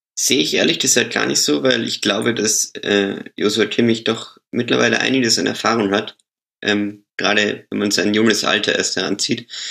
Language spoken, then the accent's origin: German; Austria; ich bin ja, ich bin ja Österreicher